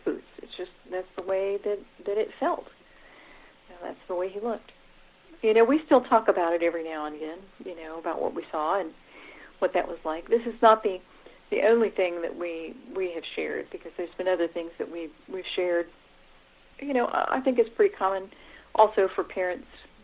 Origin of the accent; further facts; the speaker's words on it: Daytona Beach, Florida, United States; I grew up in Daytona Beach